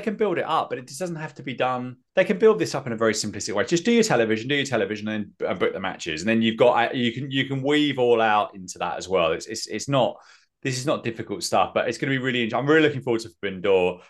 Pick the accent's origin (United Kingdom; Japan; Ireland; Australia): United Kingdom; England; I'm English